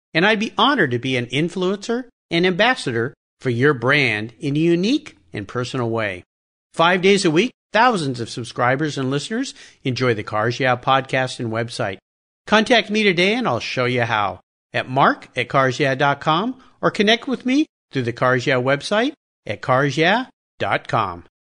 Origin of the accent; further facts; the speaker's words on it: San Diego, California, United States; now in Pacific Northwest, United States; I grew up in San Diego